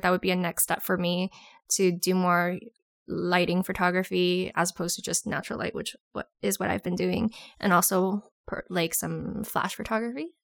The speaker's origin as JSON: {"language": "English", "town": "Toronto", "region": "Ontario", "country": "Canada", "moved": "as an adult", "lives_now": "Ottawa, Canada", "said": "I'm originally from Toronto, but I live in Ottawa now"}